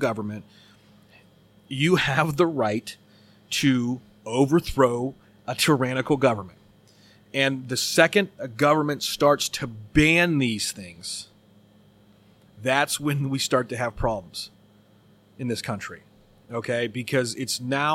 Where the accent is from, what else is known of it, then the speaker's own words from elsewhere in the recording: United States; we have as American citizens